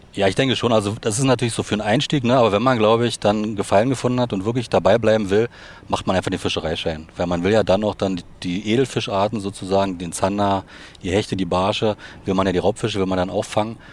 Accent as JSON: {"language": "German", "town": "Potsdam", "region": "Brandenburg", "country": "Germany", "tie": "born or raised there", "said": "Ich bin sozusagen im Osten geboren, in Potsdam"}